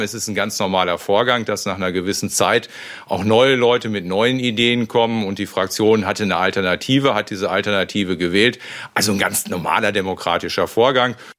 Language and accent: German; North Rhine-Westphalia, Germany; wir Ostwestfalen